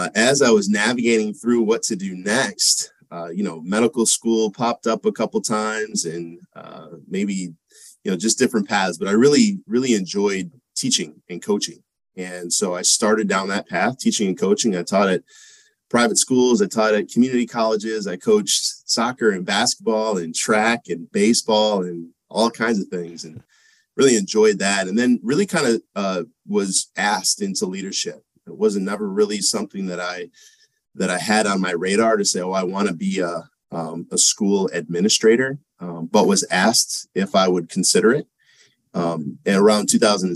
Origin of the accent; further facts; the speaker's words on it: Monroe, Michigan, United States; I'm from Michigan. I grew up there, a town called Monroe, Michigan